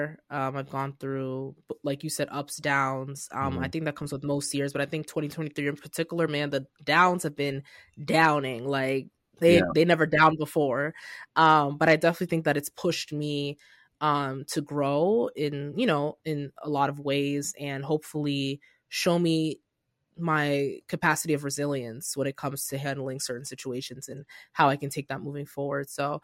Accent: Nigeria; English is a second language; I'm like, I'm Nigerian. I should remember his name

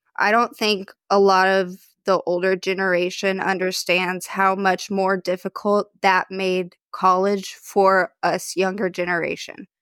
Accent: Dallas, Texas, United States; I grew up in the Dallas area

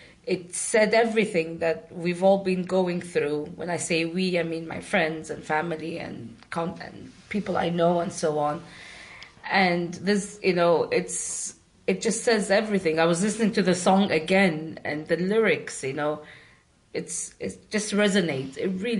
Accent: Sudan; moved away as an adult

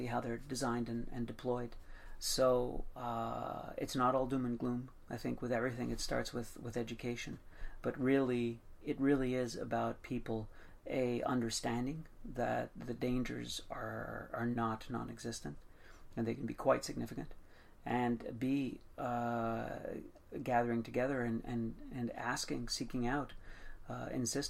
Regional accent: Montreal, Quebec, Canada; also born or lived in Portugal; Even though I wasn't born here, I've been in Montreal pretty much all my life. And it's the only country I've ever known, so for sure I'm Canadian

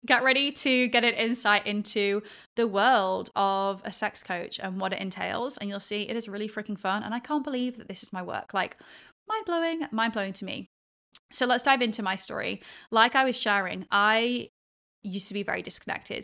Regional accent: England, United Kingdom; moved away as an adult; also born or lived in Australia / Sydney / Perth; that was how we grew up in England in this like post-Victorian era

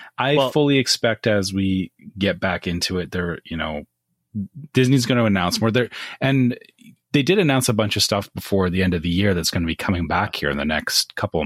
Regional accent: Canada; As a Canadian, what does that mean?

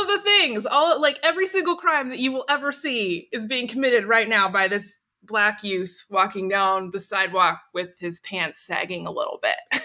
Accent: Portland, Oregon, United States; I was born and raised in Portland, Oregon

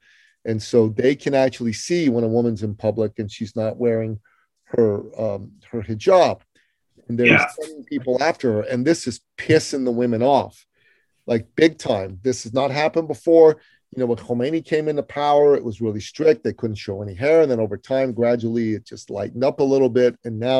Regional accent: Iran; moved away; in my home country of Iran

